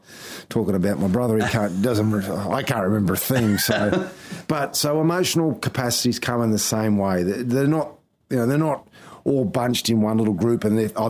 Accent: Townsville, Queensland, Australia; also born or lived in Thursday Island; I grew up in Townsville.

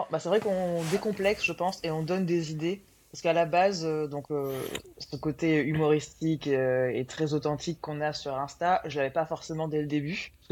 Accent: Aix-en-Provence, Provence-Alpes-Côte d'Azur, France; Moi à la base, je suis d'Aix.

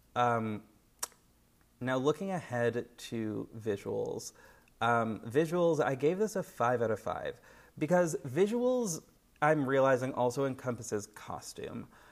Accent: United States; I am an American person

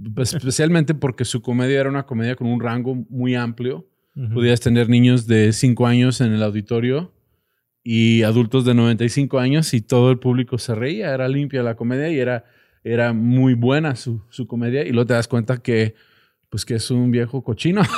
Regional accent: United States; now in Mexico; mi infancia en Estados Unidos

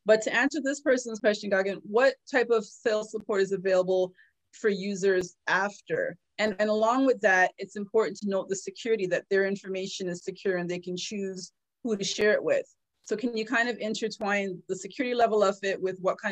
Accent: Trinidad & Tobago; now in Toronto, Canada; I'm from the Caribbean.

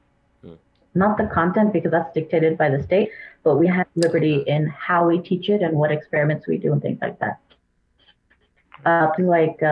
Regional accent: Kuwait; moved away; I grew up in Kuwait

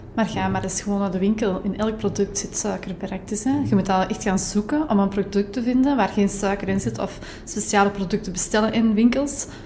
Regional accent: Kempen, Belgium; bij ons in de Kempen

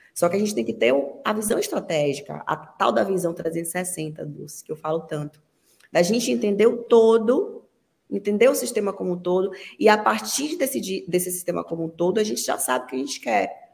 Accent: Brazil; Eu sou brasileira

